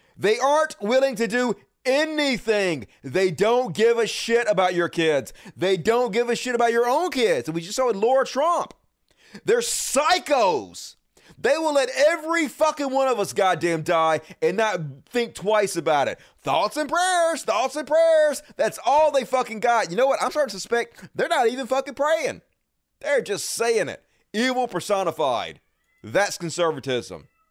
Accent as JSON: {"language": "English", "region": "the South", "country": "United States"}